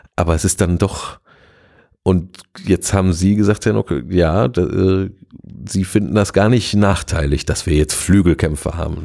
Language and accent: German; Gelsenkirchen, North Rhine-Westphalia, Germany; also born or lived in Duisburg; von meiner Heimat, äh, Kirchen, Gelsenkirchen-Bulmke